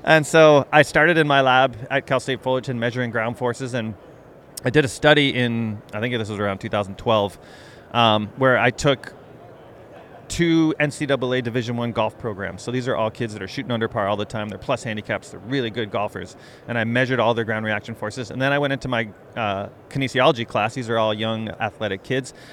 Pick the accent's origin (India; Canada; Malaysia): Canada; moved away as an adult; I grew up in Canada, did uh, my PhD, all of my schooling up there